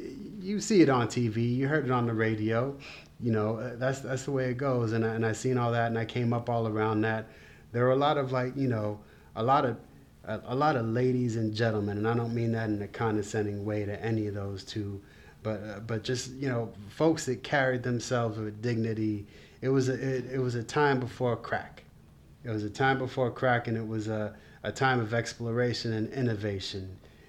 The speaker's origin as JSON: {"language": "English", "town": "New York City", "region": "New York", "country": "United States", "tie": "born or raised there", "said": "I grew up on the Upper West Side of Manhattan, in New York City, money-making Manhattan."}